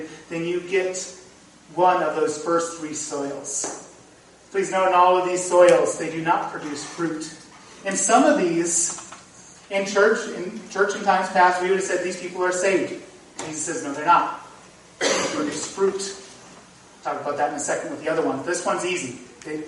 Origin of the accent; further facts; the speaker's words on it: North Dakota, United States; now in Iowa, United States; I grew up in North Dakota.